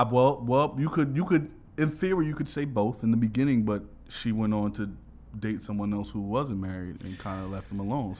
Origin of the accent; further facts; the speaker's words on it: New York, United States; now in Los Angeles, United States; I'm from New York, bro